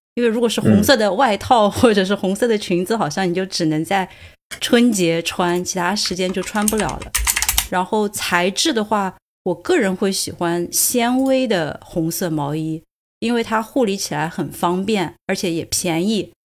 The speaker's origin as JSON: {"language": "Chinese", "region": "Sichuan", "country": "China", "moved": "yes", "lives_now": "Dublin, Ireland", "said": "我们四川人"}